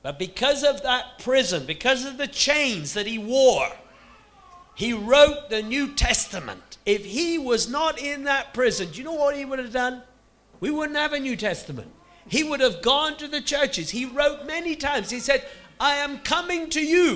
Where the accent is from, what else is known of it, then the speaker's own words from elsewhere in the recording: United Kingdom; here we are in our little country